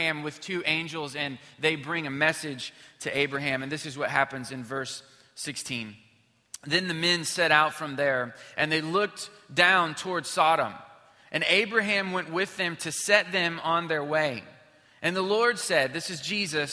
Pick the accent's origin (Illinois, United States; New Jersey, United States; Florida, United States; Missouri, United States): Missouri, United States; moved away as an adult; now in Houston, United States; I grew up in Missouri